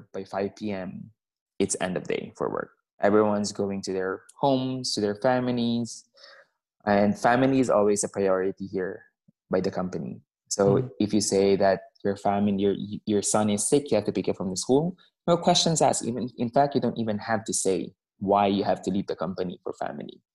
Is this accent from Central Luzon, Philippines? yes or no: no; Zamboanga City, Zamboanga Peninsula, Philippines; moved away as an adult; also born or lived in Manila, Philippines; now in Stockholm, Sweden; I grew up in the south of the Philippines. I grew up in Zamboanga City.